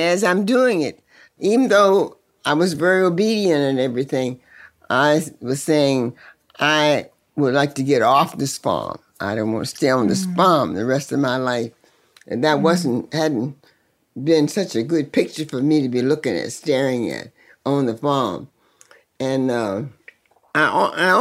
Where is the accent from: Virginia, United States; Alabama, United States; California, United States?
Virginia, United States; Sutherland; also born or lived in King George, Virginia; I really grew up in Sutherland, Virginia